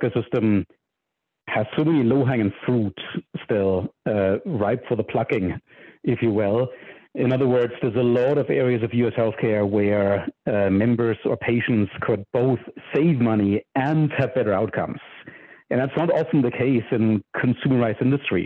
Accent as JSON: {"language": "English", "country": "Germany", "moved": "as an adult", "lives_now": "United States", "said": "I'm from Germany originally, and I grew up programming"}